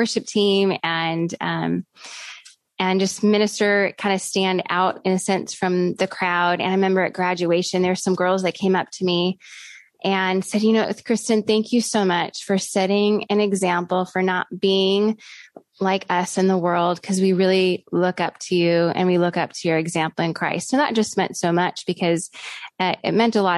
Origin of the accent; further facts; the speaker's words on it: Oshkosh, Wisconsin, United States; moved away as an adult; I was born in Wisconsin in the city of Oshkosh.